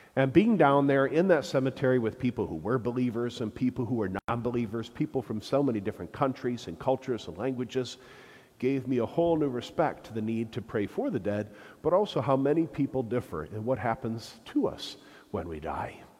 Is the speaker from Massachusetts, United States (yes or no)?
no; Flint, Michigan, United States; also born or lived in Rome; I'm from Flint